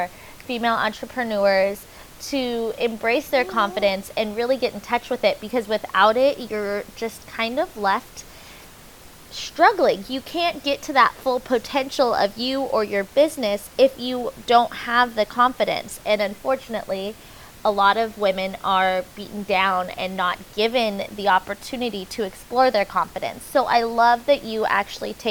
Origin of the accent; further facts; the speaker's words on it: Orange County, California, United States; I'm actually from Orange County